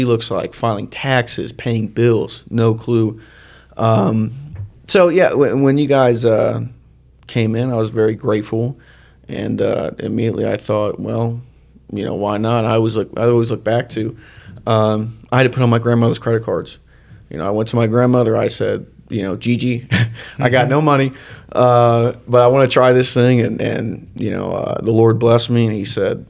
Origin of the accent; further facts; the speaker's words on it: Shelby, United States; growing up in Shelby